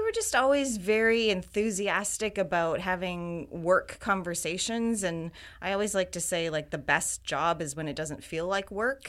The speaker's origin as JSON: {"language": "English", "town": "Wiarton", "region": "Ontario", "country": "Canada", "tie": "born or raised there", "also_born_or_lived": "Waterloo, Ontario / Toronto, Ontario", "moved": "as an adult", "lives_now": "Vancouver, Canada", "said": "I was actually born in Wyerton, Ontario"}